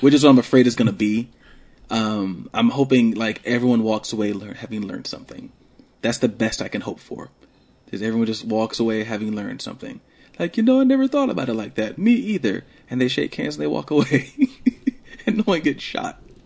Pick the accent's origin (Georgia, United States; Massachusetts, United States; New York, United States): Georgia, United States; Columbus; I grew up in Columbus, and a lot of you probably don't know that, but I grew up in Columbus.